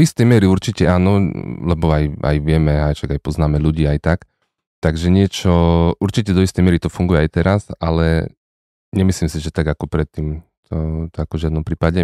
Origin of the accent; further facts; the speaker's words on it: Košice, Košice Region, Slovakia; also born or lived in Gelnica; V podstate som rodený Košičan v takom zmysle, že žijem v Košiciach takmer od narodenia. Narodil som sa v Gelenici